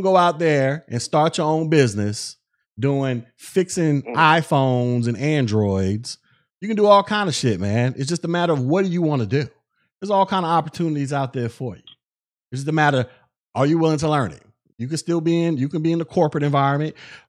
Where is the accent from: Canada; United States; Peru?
United States; Florida; I'm from Florida.